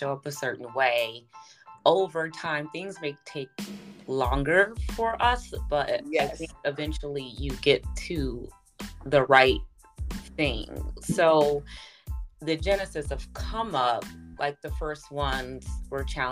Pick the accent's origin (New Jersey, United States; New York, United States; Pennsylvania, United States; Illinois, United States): Illinois, United States; Chicago; now in Los Angeles, United States; I'm from Chicago